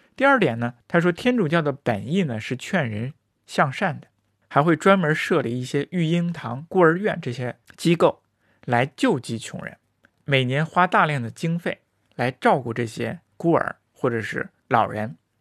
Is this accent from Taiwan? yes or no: no; China; 看来是长久围绕在我们中国人身边的一个一个东西。